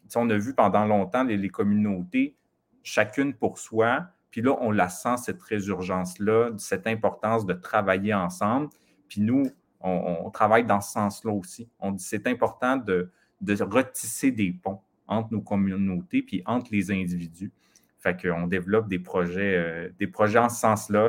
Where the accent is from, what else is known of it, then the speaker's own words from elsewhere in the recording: Mashteuiatsh, Quebec, Canada; j'ai grandi au Lac-Saint-Jean, c'est ça, dans la communauté de machete